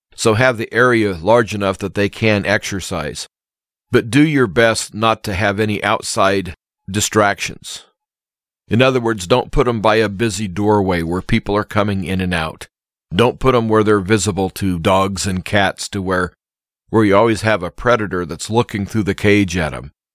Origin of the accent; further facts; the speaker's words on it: Nebraska, United States; my hometown area